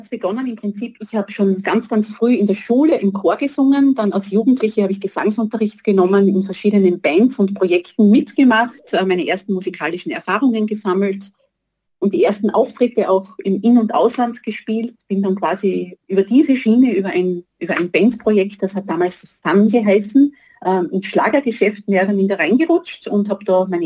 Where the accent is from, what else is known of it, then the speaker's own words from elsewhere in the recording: Baden, Lower Austria, Austria; Äh, ich bin aus Niederösterreich, in, in Baden zu Hause, ich bin Sängerin und Komponistin und Texterin